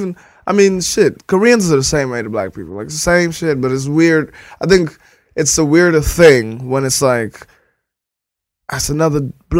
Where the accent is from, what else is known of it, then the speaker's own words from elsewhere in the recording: Nairobi, Kenya; now in United States; I was born in Nairobi